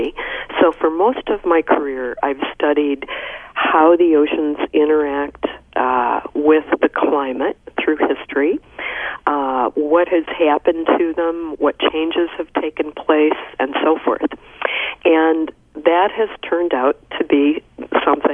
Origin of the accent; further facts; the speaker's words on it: Illinois, United States; moved away as an adult; now in Virginia, United States; I grew up in the Midwest in Illinois, far from the ocean, and never saw it until I was in my 20s.